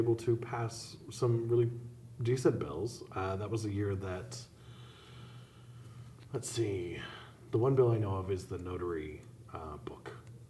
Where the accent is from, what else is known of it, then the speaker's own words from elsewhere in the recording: Helena, Montana, United States; See, and I grew up in Helena